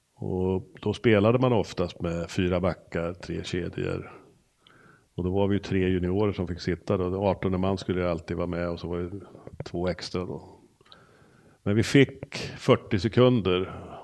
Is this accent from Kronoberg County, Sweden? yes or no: no; Örebro, Örebro County, Sweden; vi är ju nog väldigt lika på just att vi är örebroare